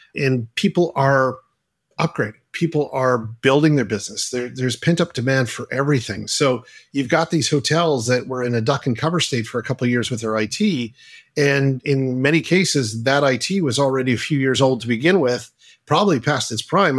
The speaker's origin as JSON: {"language": "English", "town": "Halifax", "region": "Nova Scotia", "country": "Canada", "said": "Adam and I are both Canadian"}